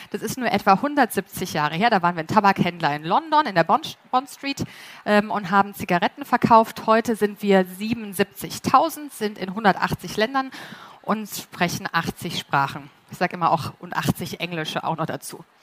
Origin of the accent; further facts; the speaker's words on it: Munich, Bavaria, Germany; Ich bin auch aus München.